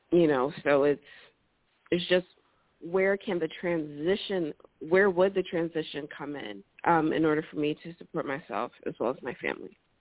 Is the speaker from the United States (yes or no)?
yes; New Jersey, United States; I'm from New Jersey